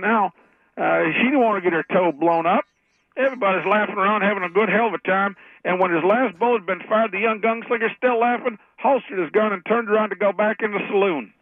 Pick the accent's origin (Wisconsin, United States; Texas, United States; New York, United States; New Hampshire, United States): Texas, United States; Austin; also born or lived in Minneapolis-Saint Paul; now in Texas, United States; originally, I'm from Austin